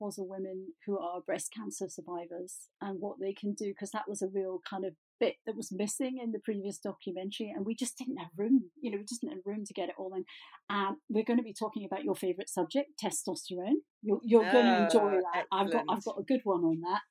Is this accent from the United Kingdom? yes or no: yes; Glasgow, Scotland, United Kingdom; I'm a Glaswegian